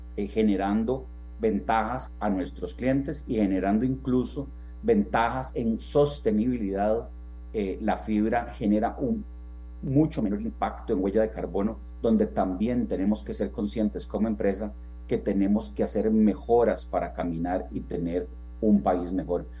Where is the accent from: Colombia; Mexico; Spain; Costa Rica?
Costa Rica; somos ticos